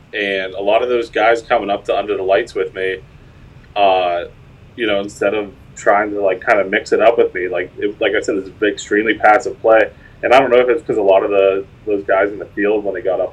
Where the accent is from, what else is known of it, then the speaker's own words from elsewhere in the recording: South Park, Pennsylvania, United States; I'm from South Park, Pennsylvania. It's like right on the outskirts of Pittsburgh